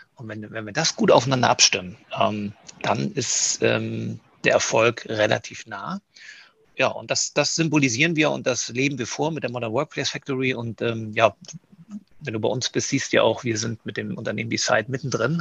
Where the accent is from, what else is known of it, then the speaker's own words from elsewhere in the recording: Kiel, Schleswig-Holstein, Germany; moved away; mich als gebürtigen Kieler, auch wenn ich viele Jahre nicht in, Kieler, äh, in Kiel war ähm, und als Schleswig-Holsteiner